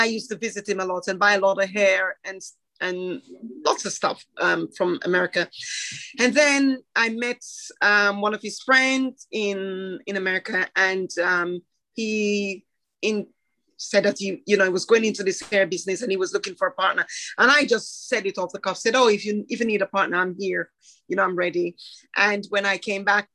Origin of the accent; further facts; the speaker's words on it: Jamaica; now in United Kingdom; I grew up in Jamaica, then left Jamaica, came here